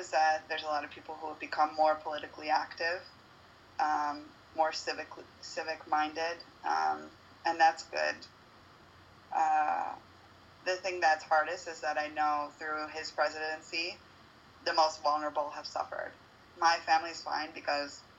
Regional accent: United States; now in Uruguay; being from the United States

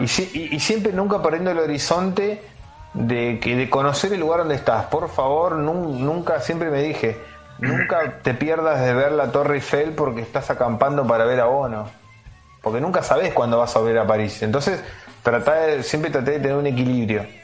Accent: Argentina; soy de Argentina

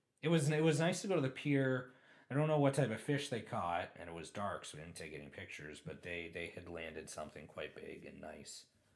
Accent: Tillsonburg, Ontario, Canada; it was in Lake Lisgar in my hometown.

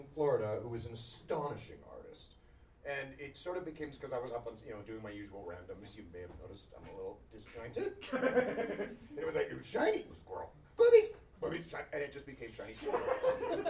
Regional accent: Queensland, Australia; moved away; Well, I'm from the land where everything's a question. I'm from Queensland.

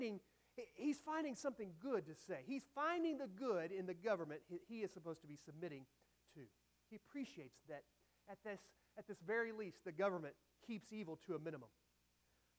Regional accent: United States; I am an American citizen

